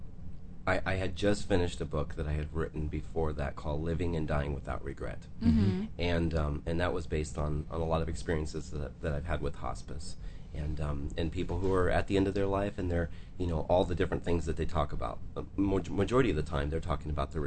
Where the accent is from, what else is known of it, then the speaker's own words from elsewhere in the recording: Michigan, United States; moved away; I'm from Michigan